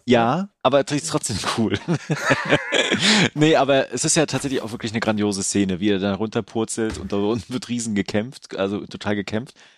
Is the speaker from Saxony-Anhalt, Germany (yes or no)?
no; Mecklenburg-Vorpommern, Germany; hier in, in Mecklenburg, wo ich herkomme